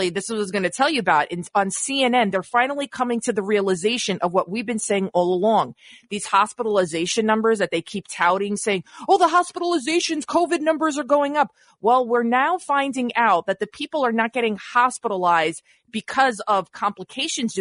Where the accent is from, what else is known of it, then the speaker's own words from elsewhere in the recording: Montenegro; moved away; I'm ethnic Albanian from Montenegro.